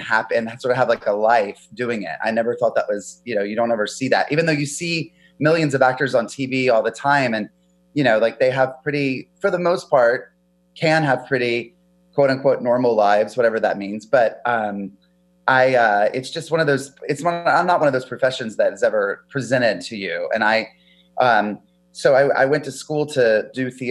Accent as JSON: {"language": "English", "area": "a small town outside of Charlotte", "region": "North Carolina", "country": "United States", "tie": "born or raised there", "moved": "yes", "lives_now": "California, United States", "said": "I grew up in North Carolina in a small town outside of Charlotte."}